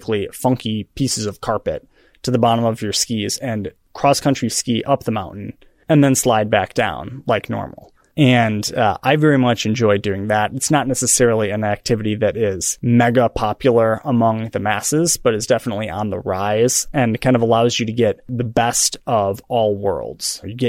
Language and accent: English; Michigan, United States; moved away; So I grew up in Michigan and in a very snowy little town.